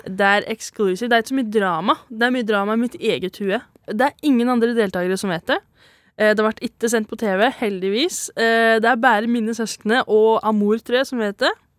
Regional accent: Valset, Trøndelag, Norway; accent: broad dialect; fra ei bygd som heter Valset. Det er derfor jeg har litt bred dialekt.

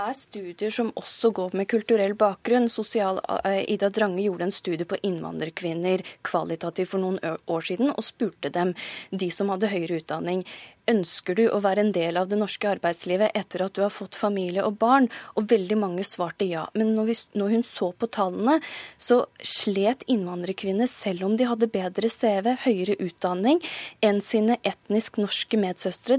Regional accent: Norway; jeg er født og oppvokst i Norge

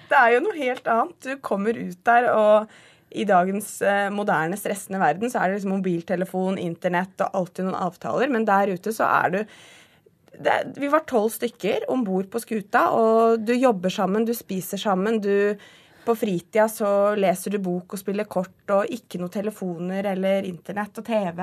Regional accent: Southern Norway, Norway; moved away as an adult; jeg er jo søring

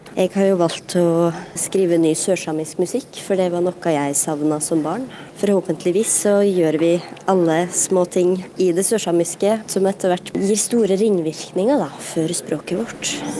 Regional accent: Elgå, Innlandet, Norway; first language Southern Sami; Norwegian is a second language; min mor satte i gang det her språkrevitaliseringsprosjektet i Elgå

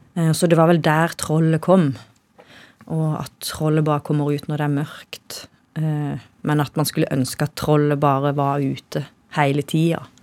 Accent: Kristiansand, Agder, Norway; det er kanskje der jeg vokste opp.

